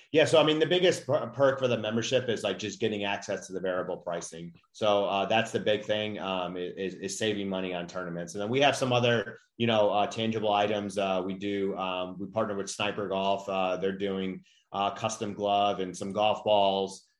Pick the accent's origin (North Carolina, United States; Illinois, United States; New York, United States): Illinois, United States; Chicago; I grew up in Chicago